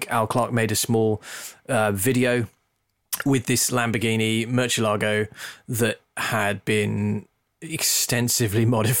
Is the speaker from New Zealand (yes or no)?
no; England, United Kingdom; I grew up in the Midlands. You wouldn't know it from my accent, but I grew up in the Midlands